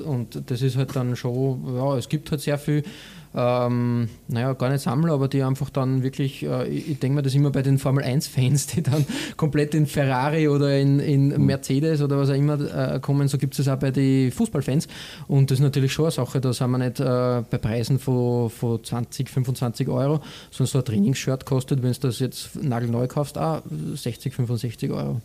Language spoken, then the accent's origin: German; Vienna, Austria; als Wiener